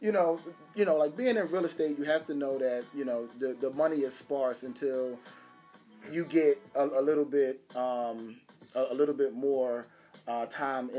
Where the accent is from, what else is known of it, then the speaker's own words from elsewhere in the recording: Philadelphia, Pennsylvania, United States; I'm from Nicetown. Like, I'm from Nicetown. I'm from Logan. Like, this is, you know, I come from some of the roughest neighborhoods in Philadelphia.